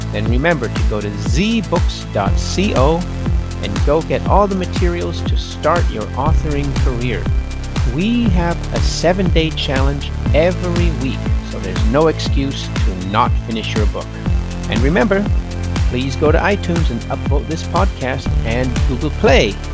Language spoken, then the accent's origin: English; California, United States; I look forward to talking to you again and maybe hitting one of your boot camps because I'm from California.